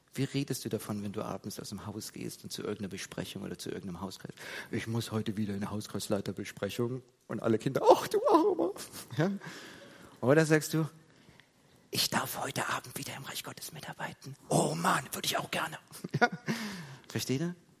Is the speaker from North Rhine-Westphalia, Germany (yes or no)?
no; Heidelberg, Baden-Württemberg, Germany; dass ich in der Gemeinde aufgewachsen bin in Heidelberg